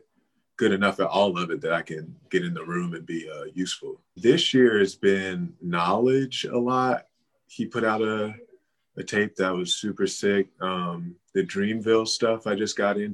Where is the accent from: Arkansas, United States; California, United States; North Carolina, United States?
North Carolina, United States; Seven Springs; I'm from Seven Springs, North Carolina